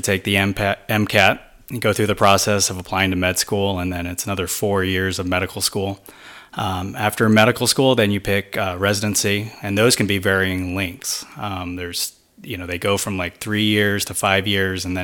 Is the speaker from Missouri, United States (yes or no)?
yes; Missouri, United States; moved away as an adult; also born or lived in Hawaii; Since I was born and raised in Missouri, it was good to get out and branch out and live somewhere else.